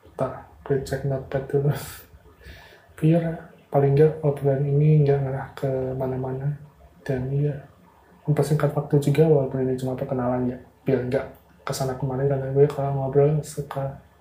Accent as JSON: {"language": "Indonesian", "town": "Madiun", "region": "East Java", "country": "Indonesia", "tie": "born or raised there", "moved": "as an adult", "lives_now": "Semarang, Indonesia", "said": "gue lahir di Madiun, jadi gue dikenal di Madiun"}